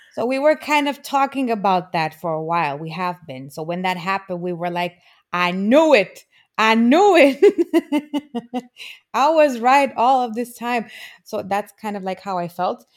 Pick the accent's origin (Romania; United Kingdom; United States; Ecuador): Romania; there was a huge difference for me growing up in Romania